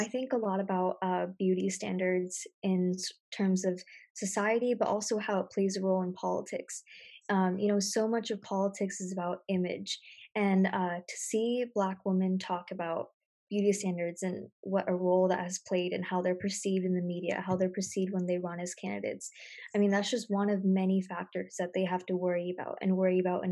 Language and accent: English; United States; as an American